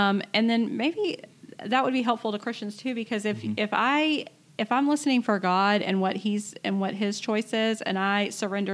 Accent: United States; as an American citizen

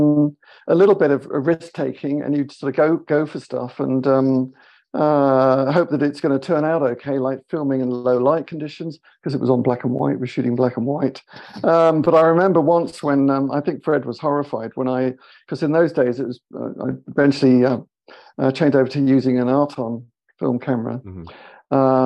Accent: United Kingdom; British, you know, live in London.

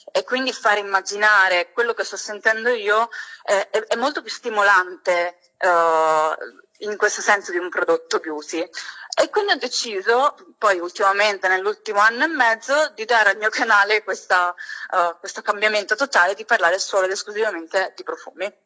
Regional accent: Catania, Sicily, Italy; now in Verona, Italy; ho 29 anni, sono catanese, orgogliosamente siciliana, ma abito a Verona oramai da 7 anni

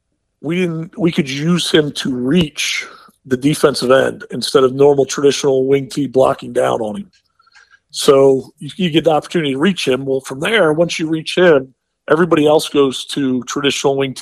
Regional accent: Middletown, Pennsylvania, United States; growing up in Middletown was a wing T town

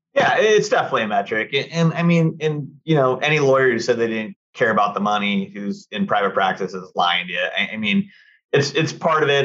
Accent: Costa Mesa, California, United States; also born or lived in Newport Beach; growing up in Costa Mesa, you know, and living in Newport when I was in law school

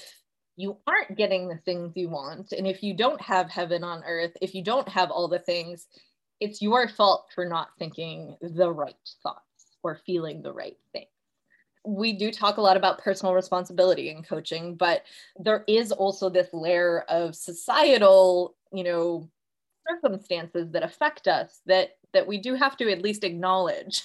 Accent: United States; I grew up in American. Boy, are we a Christian country.

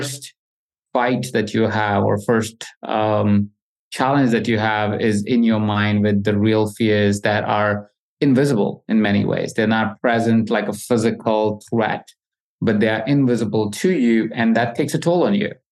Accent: Jaipur, Rajasthan, India; I grew up in India in a small city, Jaipur, and I grew up really humbly

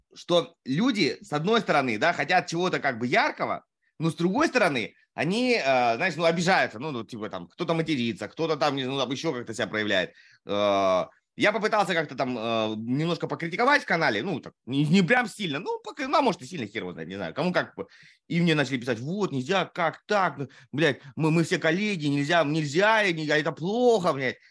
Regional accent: Primorsky Krai, Russia; moved away as an adult; also born or lived in Saratov / Amur Oblast; я не родился на Дальнем Востоке, но с учетом того, что я переехал туда в 5 месяцев

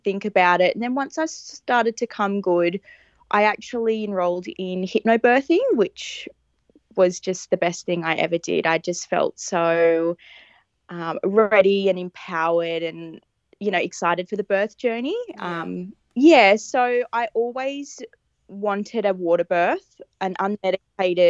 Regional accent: Newcastle, New South Wales, Australia; moved away as an adult; now in Mudgee, Australia; I was originally from Newcastle. That's where I was born and grew up and spent my whole life

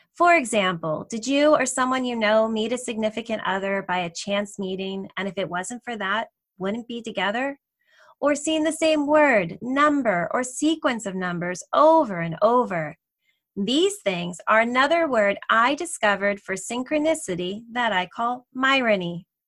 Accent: New Jersey, United States; also born or lived in Delaware; I grew up in New Jersey near New York City

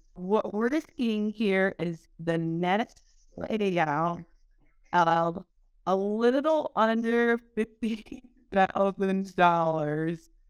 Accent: Haiti; moved away; I'm a girl from Haiti, the, the poorest country in the Western Hemisphere

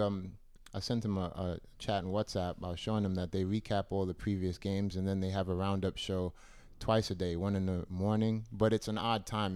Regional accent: United States; being an American

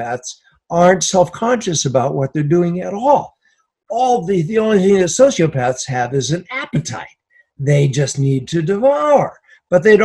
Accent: New York, United States; being a New Yorker

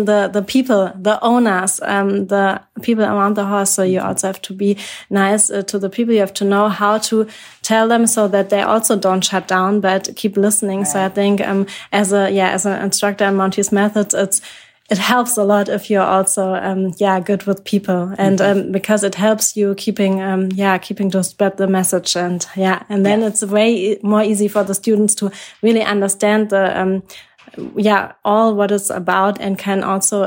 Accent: Germany; I'm from Germany.

